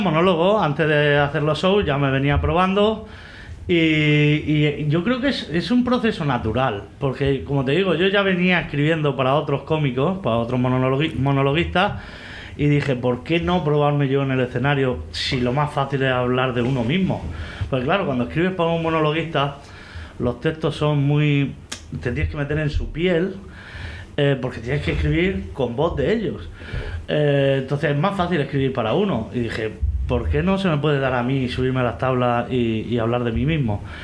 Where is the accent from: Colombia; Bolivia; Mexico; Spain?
Spain; Vega Baja del Segura, Valencian Community; soy alcacil, porque soy de aquí de la Vega Baja.